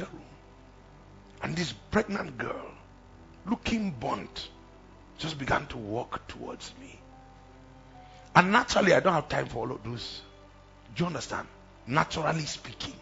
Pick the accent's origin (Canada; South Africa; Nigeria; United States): Nigeria; Plateau; I'm from Plateau.